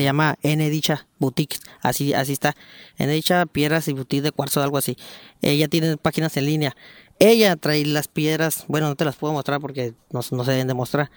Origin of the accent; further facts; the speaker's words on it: Mexico; como todo mexicano